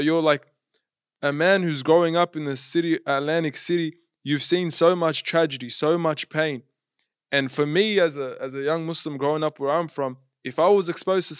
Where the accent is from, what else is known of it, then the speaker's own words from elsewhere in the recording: Sydney, New South Wales, Australia; this guy's actually from Sydney, Australia.